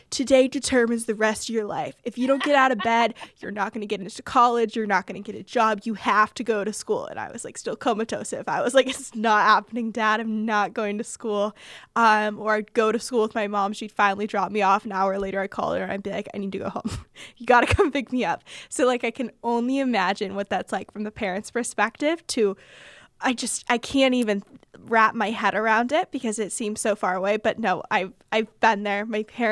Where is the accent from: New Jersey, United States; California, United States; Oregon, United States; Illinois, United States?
California, United States; Bay Area; I am from the Bay Area